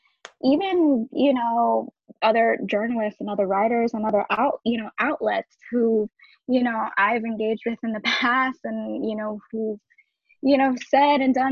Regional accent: Orlando, Florida, United States; also born or lived in New York; I was born in New York and raised in Orlando.

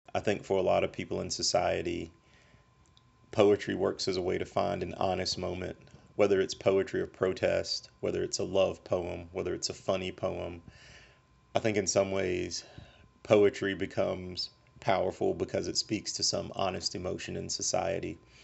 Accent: Montgomery, Alabama, United States; my personal history of growing up in Montgomery, Alabama

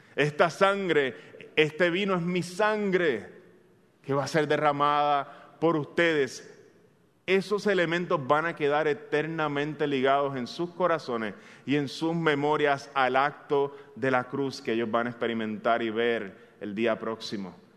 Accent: Bayamón, Puerto Rico; Yo soy un bayamonés, eh, ya algunos de ustedes lo saben, soy de Bayamón de corazón

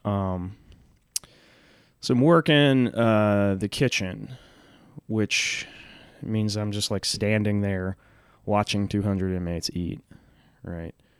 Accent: Huntsville, Texas, United States; I grew up in Huntsville, Texas, which is like a it's like a prison town

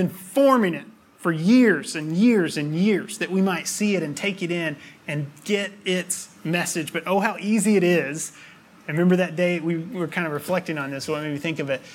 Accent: near the Appalachian Mountains, United States; I grew up near the Appalachian Mountains.

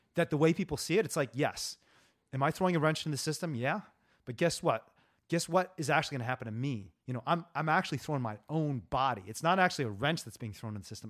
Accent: Indiana, United States; I'm from Indiana, too

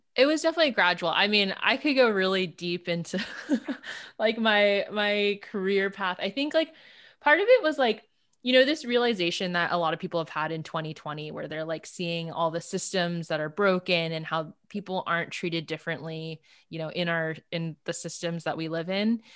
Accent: Los Angeles, California, United States; also born or lived in Berkeley, California; I grew up in L A. I grew up actually in the South Bay of L

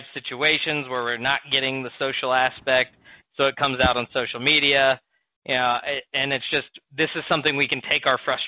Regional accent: United States; I'm very American

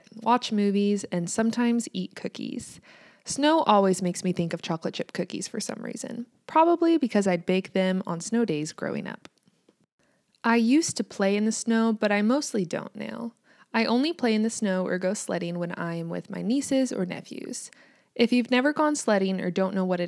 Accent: United States; also born or lived in Kansas

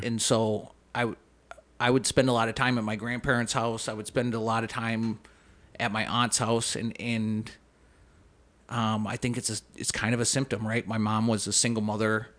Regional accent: Saint Paul, Minnesota, United States; also born or lived in Bloomington, Minnesota; I grew up in, I grew up in Saint Paul. Um, we moved to Saint Paul when I was in, like, fourth grade from, like, Bloomington

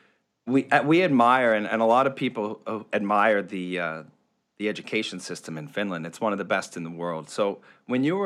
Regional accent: Canada; I'm from Canada, so our hockey culture is quite strong.

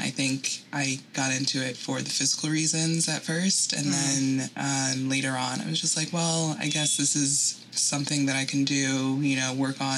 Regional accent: New York, United States; I'm from New York

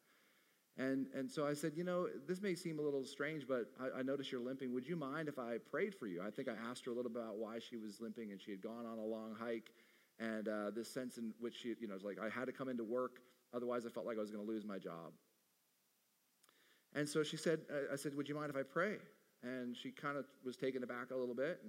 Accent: Arizona, United States; my home state of Arizona

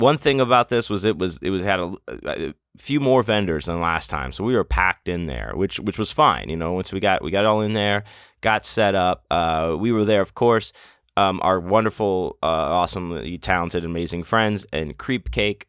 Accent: Houston, Texas, United States; moved away; growing up in Houston and all the hurricanes and all the crazy weather

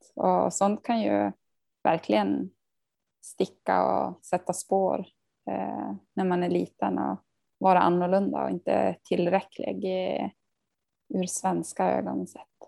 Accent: Tärendö, Norrbotten County, Sweden; now in Sundsvall, Sweden; vi hade ju hemspråksundervisning om det var från ettan till trean i eh, Tärendö

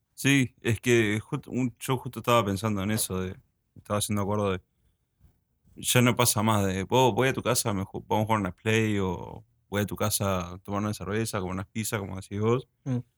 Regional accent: Uruguay; also born or lived in United States; yo cuando era chico y nos mudamos para Uruguay con mi familia, pues yo nací en Estados Unidos

